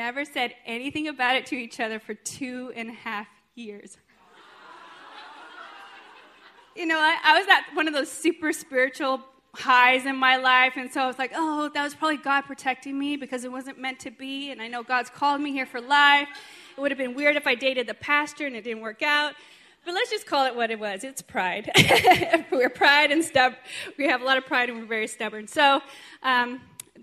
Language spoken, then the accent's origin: English; United States; born or raised there; also born or lived in Sweden